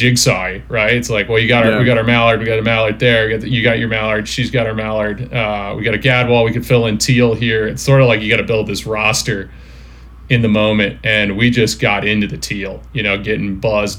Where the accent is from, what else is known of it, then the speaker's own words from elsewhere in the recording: Upper Eastern Shore, Maryland, United States; moved away; in Maryland again, where I grew up on the Chesapeake.